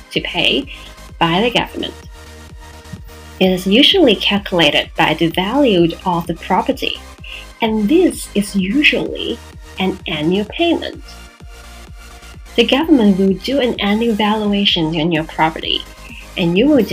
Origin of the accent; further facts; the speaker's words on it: Macau; in Macau, for my hometown